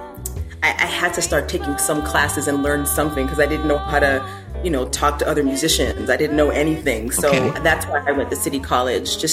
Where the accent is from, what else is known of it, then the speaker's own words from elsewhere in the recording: Chicago, Illinois, United States; moved away as an adult; also born or lived in Washington, D.C. / New York City; now in Vienna, Austria; I grew up about 20 minutes outside of Chicago